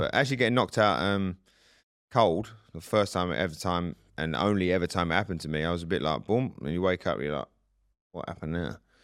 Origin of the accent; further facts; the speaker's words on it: Southend-on-Sea, East of England, United Kingdom; moved away; my hometown in South End